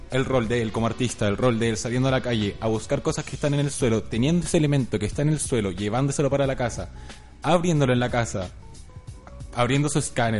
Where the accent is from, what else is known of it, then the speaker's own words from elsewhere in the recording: Chile; nosotros como chilenos que hemos estado acá